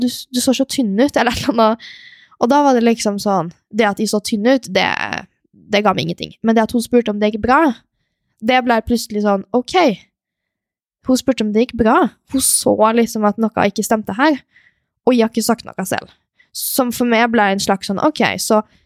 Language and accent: Norwegian; Molde, Møre og Romsdal, Norway; also born or lived in Stavanger / Switzerland; vokste opp i Molde